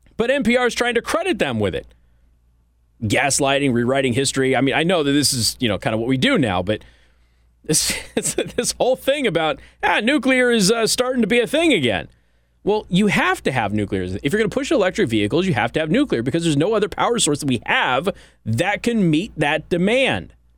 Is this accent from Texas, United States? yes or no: no; California, United States; moved away; I was born in California